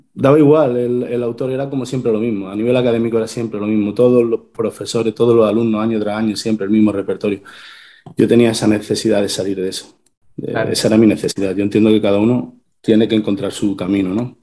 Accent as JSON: {"language": "Spanish", "town": "Torredonjimeno", "region": "Andalusia", "country": "Spain", "tie": "born or raised there", "said": "yo soy de un pueblo de Jaén, de Torredón Jimeno, esto es en el sur de España"}